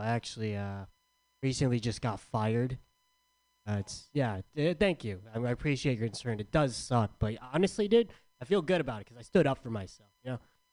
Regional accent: San Diego, California, United States; I'm from San Diego

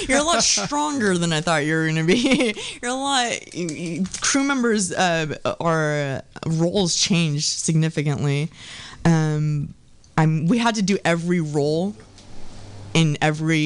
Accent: Dallas, Texas, United States; now in San Francisco, United States; I'm from Texas.

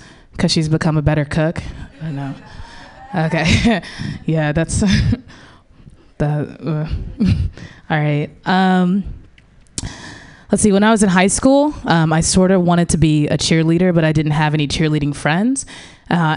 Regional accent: St. Louis, Missouri, United States; now in San Francisco Bay Area, United States; I grew up in St. Louis, Missouri

